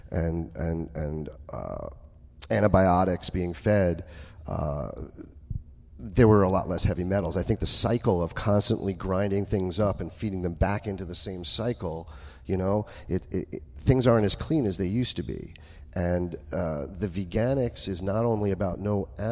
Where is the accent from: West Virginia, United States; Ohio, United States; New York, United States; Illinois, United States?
New York, United States; I'm a New Yorker